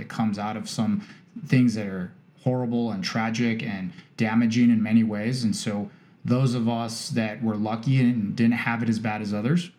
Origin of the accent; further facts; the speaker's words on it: Cardiff-by-the-Sea, California, United States; I grew up in Cardiff, or for those of you who fully know the area, Cardiff by the Sea. Believe it or not, my grandmother's 105 this year, and my family's been in San Diego and actually in Encinitas for a long, long time.